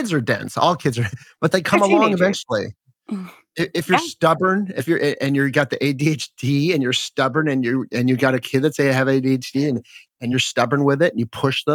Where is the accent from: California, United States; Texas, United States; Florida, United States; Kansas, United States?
California, United States; Los Angeles; I grew up in Los Angeles